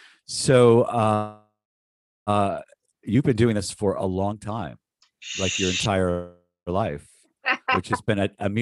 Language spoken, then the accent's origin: English; North Miami Beach, Florida, United States; I grew up in North Miami Beach, Florida, which is like 20 minutes from the northern campus at FIU.